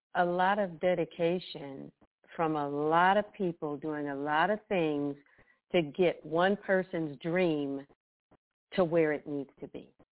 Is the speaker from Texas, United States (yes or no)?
no; Youngstown, Ohio, United States; now in Bristow, United States; I'm originally from Youngstown, Ohio.